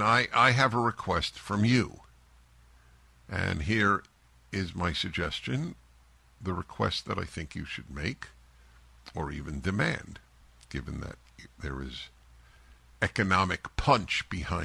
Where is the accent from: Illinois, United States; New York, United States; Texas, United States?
New York, United States; New York City; moved away as an adult; I grew up in New York City. I was there through graduate school and 3 years after graduate school, left in my mid-20s